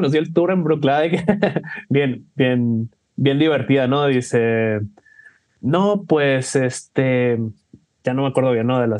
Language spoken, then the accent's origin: Spanish; England, United Kingdom; Spanish is a second language; Podrá notar por mi acento que yo soy de Inglaterra, este, pero la gente sí me quiere